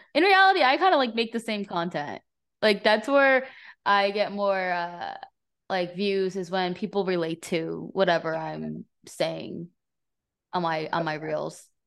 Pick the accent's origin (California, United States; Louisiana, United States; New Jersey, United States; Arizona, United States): New Jersey, United States; moved away as an adult; also born or lived in Florida; I grew up in New Jersey, in North Jersey